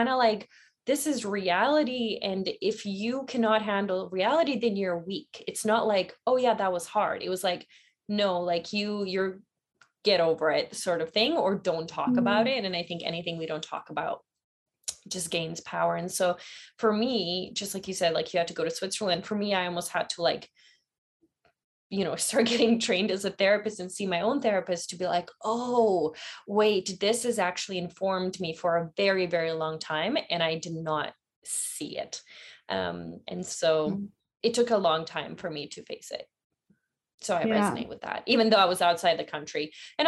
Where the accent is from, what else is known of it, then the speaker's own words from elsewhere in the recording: Bosnia & Herzegovina; moved away; I was born in Bosnia during that war.